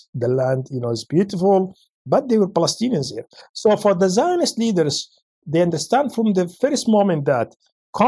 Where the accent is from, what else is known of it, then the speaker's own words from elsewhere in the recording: Yemen; moved away; my home country, Yemen